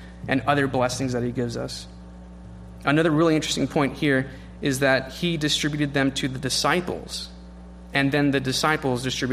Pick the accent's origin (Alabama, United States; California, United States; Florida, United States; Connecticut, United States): California, United States; as a Californian